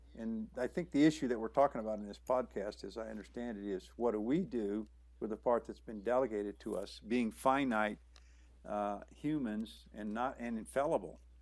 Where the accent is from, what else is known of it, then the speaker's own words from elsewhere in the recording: Southern California, United States; moved away as an adult; also born or lived in Panama / Honduras / Mexico; I grew up in Southern California, so I've been exposed to the language all my life and the culture